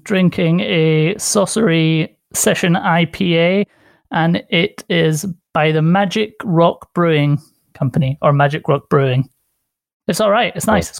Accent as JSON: {"language": "English", "country": "Italy", "tie": "born or raised there", "moved": "yes", "lives_now": "London, United Kingdom", "said": "Spent 11 years growing up in Italy."}